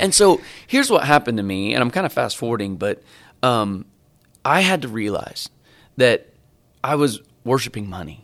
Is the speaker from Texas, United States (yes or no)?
no; Bolivar, Missouri, United States; moved away as an adult; also born or lived in North Carolina; now in Dallas, United States; I grew up in Bolivar, Missouri.